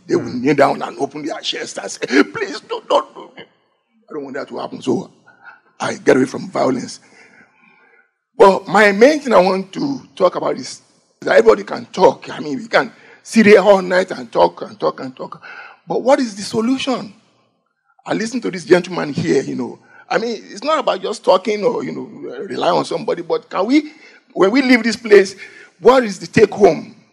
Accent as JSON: {"language": "English", "region": "Lagos", "country": "Nigeria", "tie": "born or raised there", "moved": "yes", "said": "I grew up with that in Lagos, Nigeria."}